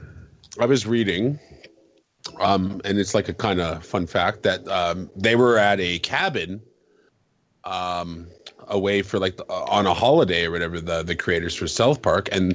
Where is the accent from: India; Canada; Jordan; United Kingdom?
Canada; I'm Canadian.